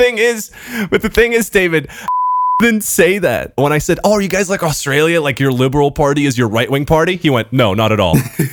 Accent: Portugal; now in Brussels, Belgium; Oh, I'm Portuguese

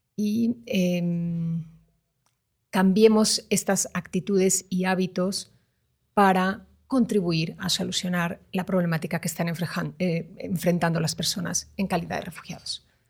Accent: Mexico; nos distingue como mexicanos

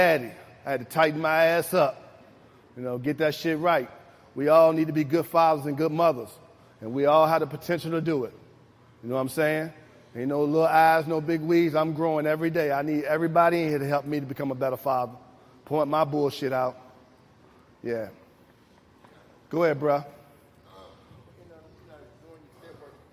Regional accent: Richmond, Virginia, United States; I grew up in Jackson Ward

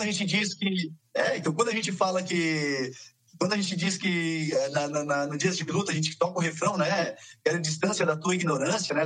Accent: south of Santa Catarina, Brazil; A gente é aqui do sul de Santa Catarina

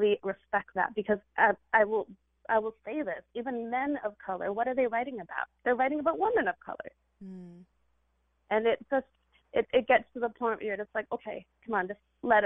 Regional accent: California, United States; this Indian girl who grew up in California

